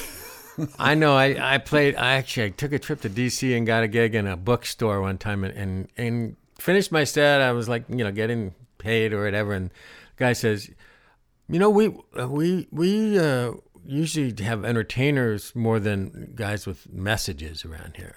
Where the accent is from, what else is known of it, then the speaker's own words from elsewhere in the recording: Ohio, United States; I'm from Ohio.